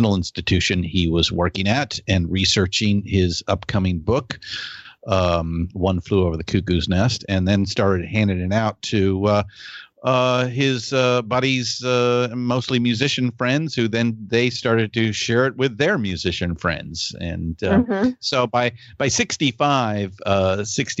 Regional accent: California, United States; both Shelly and I are born and raised in California

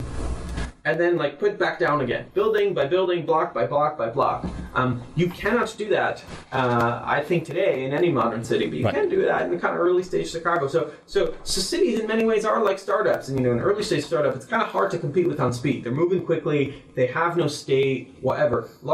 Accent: Israel; moved away as an adult; also born or lived in Jerusalem, Israel; now in San Francisco, United States; I grew up in Israel

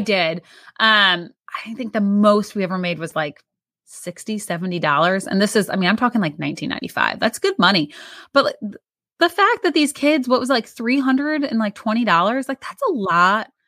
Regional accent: St. Louis, Missouri, United States; I'm from Saint Louis

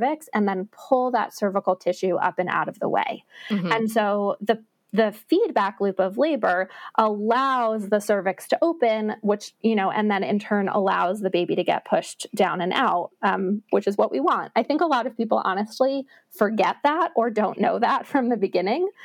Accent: New York City, New York, United States; now in Salt Lake City, United States; I grew up in New York City, and New York City Marathon Day is just like my favorite

